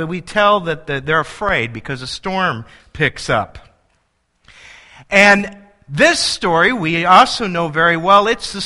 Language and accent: English; El Paso, Illinois, United States; I grew up in El Paso, Illinois, and El Paso has a population of 2,700